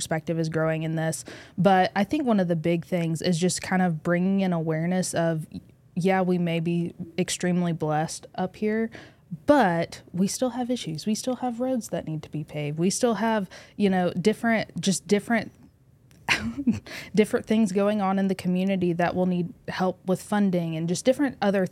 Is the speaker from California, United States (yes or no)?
no; Northwest Arkansas, United States; I'm from Northwest Arkansas.